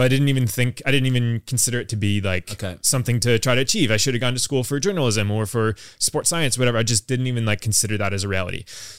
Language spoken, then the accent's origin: English; United States; now in London, United Kingdom; So I grew up in the States, I'm American. I've lived in London now for 4 years.